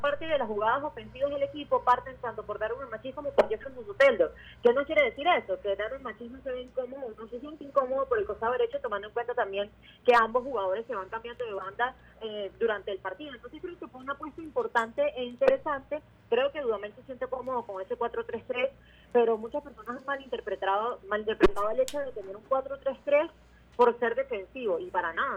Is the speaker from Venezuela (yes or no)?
yes; Venezuela; nosotros como venezolanos